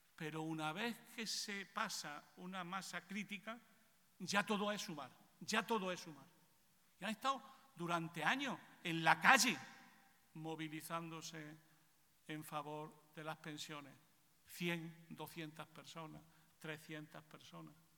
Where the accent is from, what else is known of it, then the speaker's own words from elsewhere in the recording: Spain; en mi país